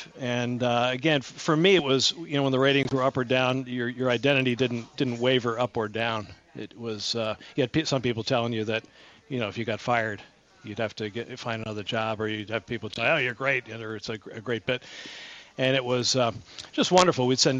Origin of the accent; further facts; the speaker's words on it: Connecticut, United States; moved away as an adult; it was much easier to make a living down here, financially speaking, for a young 20-year-old. So I came down from Connecticut.